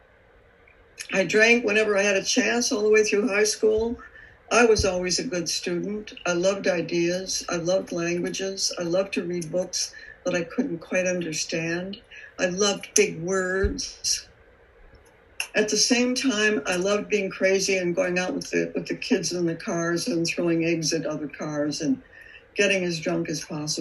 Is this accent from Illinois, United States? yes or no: yes; Chicago, Illinois, United States; I was brought up in Chicago